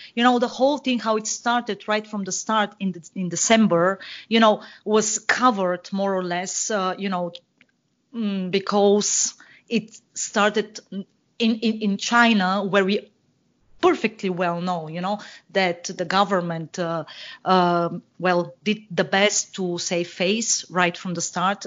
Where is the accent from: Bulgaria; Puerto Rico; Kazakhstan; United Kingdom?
Bulgaria; also born or lived in Germany; now in Vienna, Austria; I live in uh, Vienna, Austria, but I'm originally from Bulgaria.